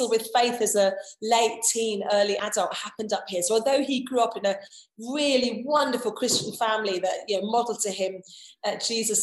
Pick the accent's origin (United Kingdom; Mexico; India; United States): United Kingdom; southern England; accent: southern; moved away as an adult; also born or lived in London; now in Preston, United Kingdom; I'm a southerner living in the north. I think I'll always be a foreigner up here. I think they'll just hear my accent